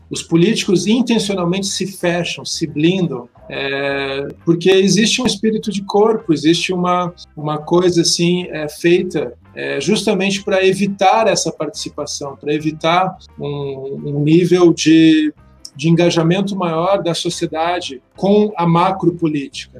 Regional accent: Curitiba, Paraná, Brazil; nasci aqui em Curitiba

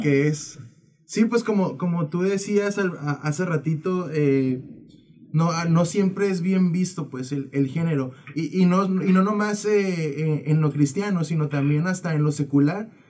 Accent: Tijuana, Baja California, Mexico; somos de acá, de Tijuana

